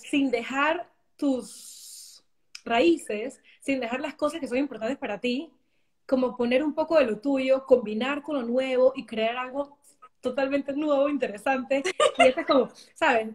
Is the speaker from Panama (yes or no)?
yes; Panama; moved away as an adult; also born or lived in New York; now in Germany; como panameño